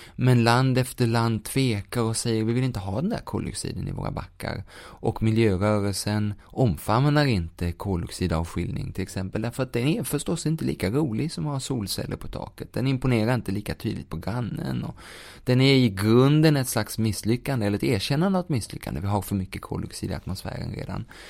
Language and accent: Swedish; Sweden; vi som svenskar kan göra, eller som boende i Sverige